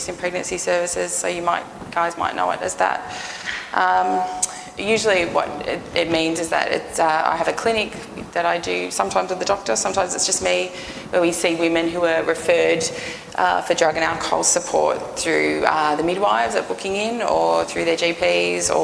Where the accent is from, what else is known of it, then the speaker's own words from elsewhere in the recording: Newcastle, New South Wales, Australia; I'm from Newcastle